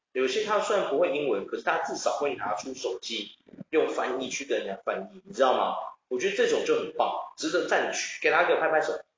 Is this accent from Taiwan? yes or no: yes; Taiwan; 我发现我们台湾人英文不怎么样，可是日文却下下降